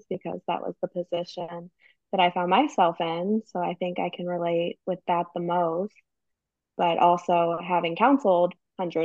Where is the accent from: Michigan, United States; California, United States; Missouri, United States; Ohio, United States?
Missouri, United States; St. Louis; also born or lived in Southern Illinois; We're originally from St. Louis, so we have a place in St. Louis and then a place in Southern Illinois